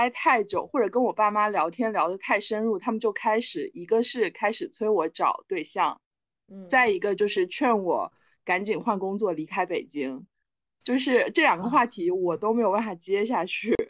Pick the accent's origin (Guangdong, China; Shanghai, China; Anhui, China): Guangdong, China; Shenzhen; now in Beijing, China; 然后十二岁开始上寄宿学校，一路到大学。我从深圳来北京也是我一个人来的，一个人安置。